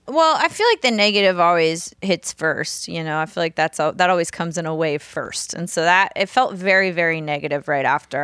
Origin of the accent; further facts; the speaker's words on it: New Orleans, Louisiana, United States; moved away as an adult; now in Nashville, United States; grew up in New Orleans, mostly Southern Louisiana, I moved to Nashville